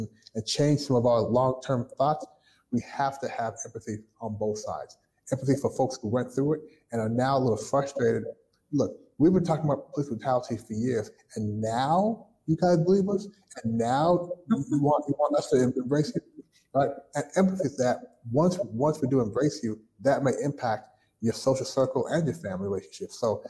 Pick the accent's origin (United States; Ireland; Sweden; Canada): Canada; Toronto, Ontario; born there; Now, my family is Jamaican. I was born in Toronto, Canada. My family was Jamaican.